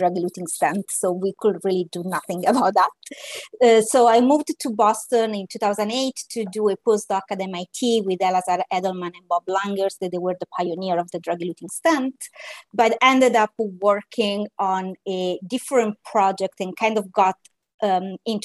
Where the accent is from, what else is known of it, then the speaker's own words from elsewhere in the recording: Italy; moved away; also born or lived in Naples; I am an Italian biomedical engineer as training, and just as a circle of life, we are talking today from Italy.